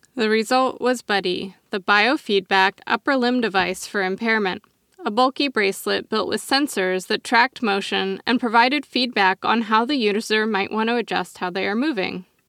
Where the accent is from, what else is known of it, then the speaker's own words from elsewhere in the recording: Oregon, United States; my home state of Oregon